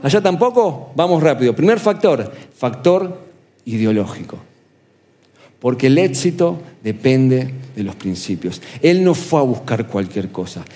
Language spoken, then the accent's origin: Spanish; Argentina; ¿nosotros dónde vivimos? En el sur, América Latina, Argentina.